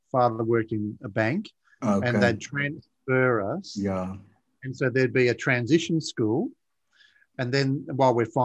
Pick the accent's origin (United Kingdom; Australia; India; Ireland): Australia; Blue Mountains, New South Wales; Well, yeah, actually in the Blue Mountains, which, which is west of Sydney, west of Sydney.